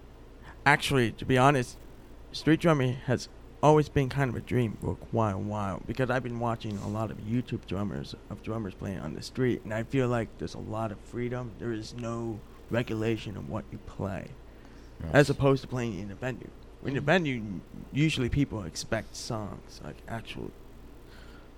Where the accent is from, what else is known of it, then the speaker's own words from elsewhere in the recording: Eaton, New York, United States; moved away as an adult; now in New Hartford, United States; I'm actually from Eaton. It's like near Mooresville State College and Hamilton, town of Hamilton, where they have Colgate University